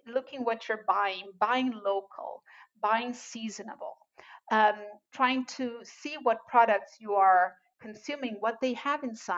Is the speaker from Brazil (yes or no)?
yes; Brazil; moved away; I'm original from Brazil